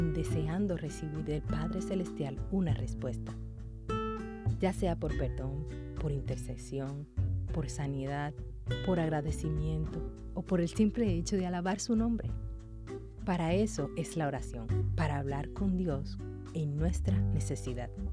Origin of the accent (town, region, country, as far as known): Dominican Republic